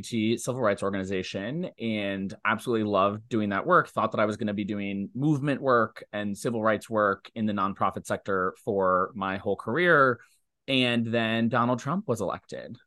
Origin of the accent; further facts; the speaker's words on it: Ohio, United States; now in New York, United States; I'm from Ohio, I live in New York, but I still engage in Ohio politics